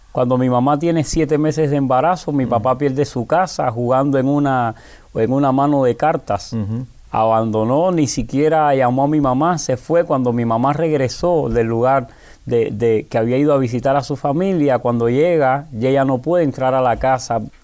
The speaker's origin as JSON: {"language": "Spanish", "region": "Havana", "country": "Cuba", "tie": "born or raised there", "said": "Soy natural de La Habana, específicamente de San Miguel del Padrón, un lugar muy pobre"}